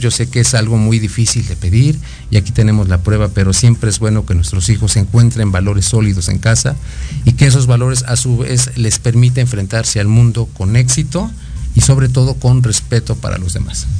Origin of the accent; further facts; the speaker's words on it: Mexico; como mexicanos